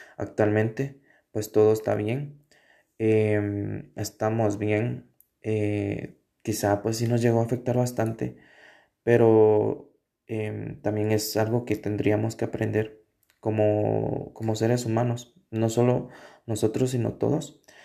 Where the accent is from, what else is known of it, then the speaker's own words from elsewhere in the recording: Sololá, Guatemala; yo soy de Sololá y vivo a las orillas del lago